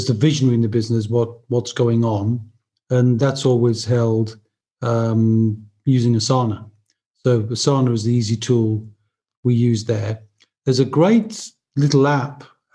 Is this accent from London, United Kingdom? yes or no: no; Newcastle upon Tyne, North East England, United Kingdom; moved away; I'm originally from Newcastle, as I mentioned, so I'm a very mad fan of Newcastle United.